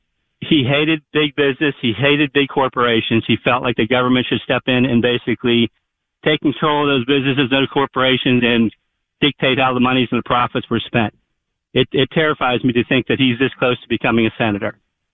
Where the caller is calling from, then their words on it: Pittsburgh, Pennsylvania, United States; I'm calling from Pittsburgh, which is next to Braddock, which our good friend John Fetterman is from.